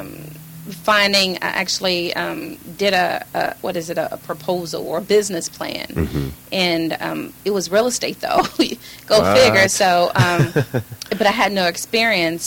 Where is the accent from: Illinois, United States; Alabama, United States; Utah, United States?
Illinois, United States; Chicago; born or raised there; moved away; also born or lived in California / Georgia